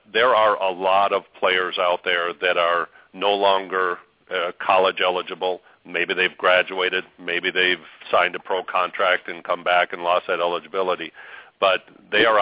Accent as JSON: {"language": "English", "region": "Arizona", "country": "United States", "moved": "yes", "said": "I'm actually from Arizona"}